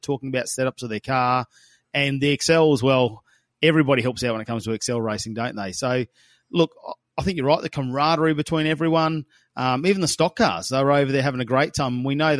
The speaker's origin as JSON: {"language": "English", "town": "Darwin", "region": "Northern Territory", "country": "Australia", "said": "I'm from Darwin."}